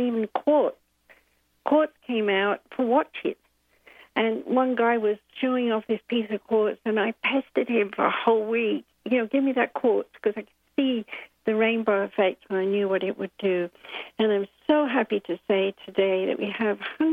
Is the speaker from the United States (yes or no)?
no; United Kingdom; I'm British, born in 1942 with a bomb actually exploding when I popped out, according to my mom